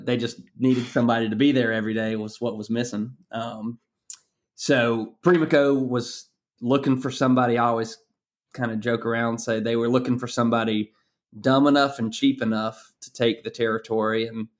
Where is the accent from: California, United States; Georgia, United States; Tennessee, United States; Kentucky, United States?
Georgia, United States; Athens; I grew up in Athens, Georgia.